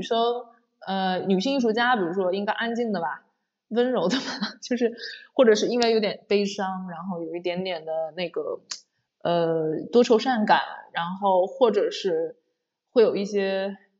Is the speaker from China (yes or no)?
yes; China; moved away; 因为我是个中国人